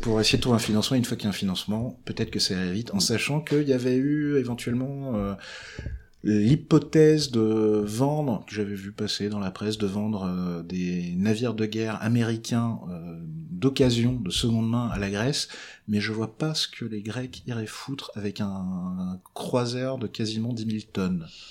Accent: Breton, Brittany, France; je suis breton

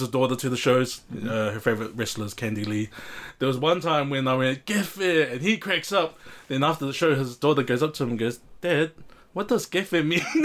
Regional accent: Auckland, New Zealand; born and raised in South Auckland

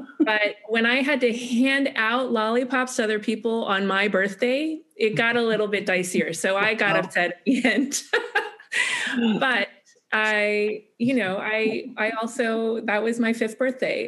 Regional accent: United States; especially as an American

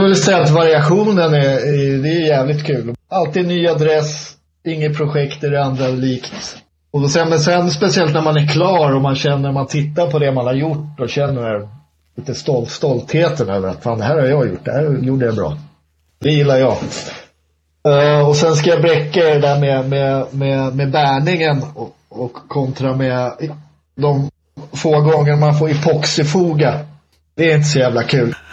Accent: Stockholm, Stockholm County, Sweden; Jag är ju stockholmare

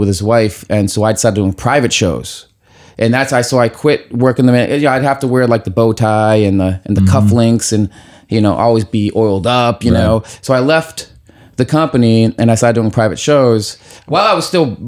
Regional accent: Boston, Massachusetts, United States; moved away as an adult; also born or lived in New York City; I was from Boston

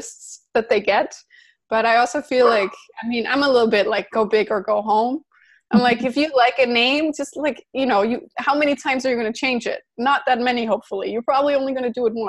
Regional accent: Denmark; I'm from Denmark

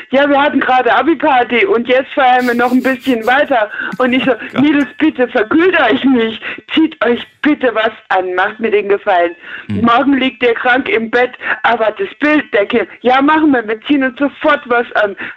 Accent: near Frankfurt, Hesse, Germany; Hessen. Äh, Kassel die oder eher Ecke, die, die hessische Ecke, eher Frankfurt.

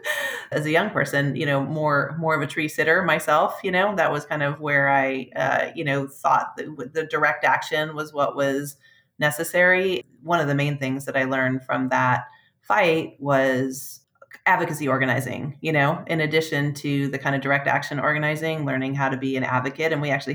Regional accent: Poulsbo, Washington, United States; also born or lived in Port Townsend, Washington; I grew up in a small town called Paulsbow, which is across the Puget Sound from Seattle. That's like a small Norwegian fishing village.

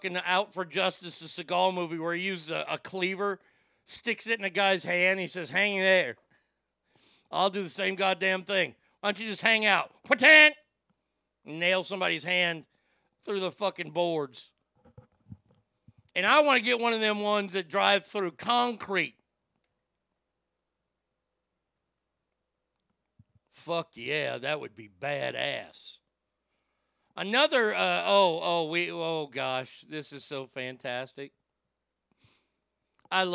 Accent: Garland, Texas, United States; Don't get me started on my bullshit hometown

